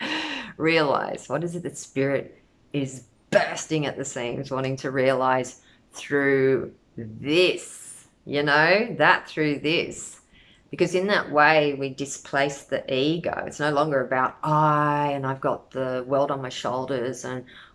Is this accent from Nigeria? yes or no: no; Australia; I come from Australia. Every generation of my family that we know about is Australian